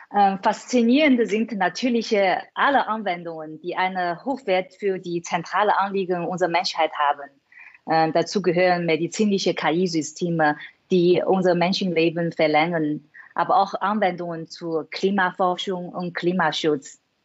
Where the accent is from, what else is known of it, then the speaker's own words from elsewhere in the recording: China; German is a second language; moved away as an adult; now in Germany; Ich bin in China aufgewachsen